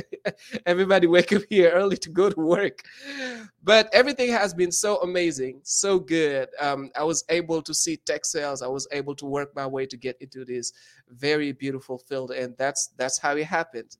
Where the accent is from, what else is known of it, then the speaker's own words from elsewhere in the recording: Saint-Louis, Senegal; English is a second language; moved away as an adult; now in United States; I'm from Senegal, which is in West Africa, uh, in a small town called Saint Louis